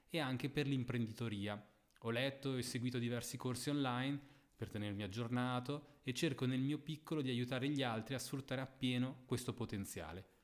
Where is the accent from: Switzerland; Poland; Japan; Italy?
Switzerland; Lugano, Ticino; born there